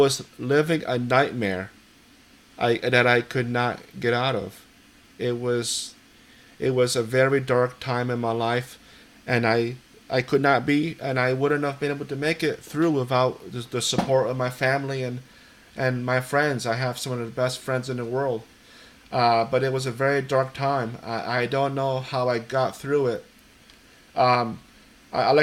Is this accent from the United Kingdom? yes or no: no; Poland; now in East Hampton, United States; I've immigrated to the United States from Poland. I was born in Poland.